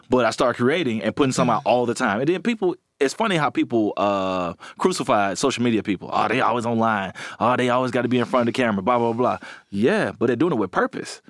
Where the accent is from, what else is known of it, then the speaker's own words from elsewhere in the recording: Alabama, United States; I'm from Alabama, and all my family are blue collar, hard workers